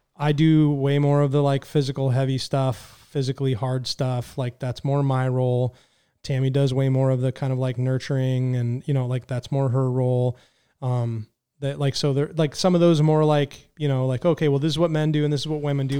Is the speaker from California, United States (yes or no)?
yes; California, United States; I was raised in California